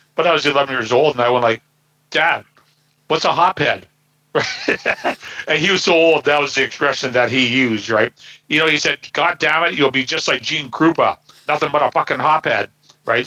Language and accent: English; Burnaby, British Columbia, Canada; I grew up here in Burnaby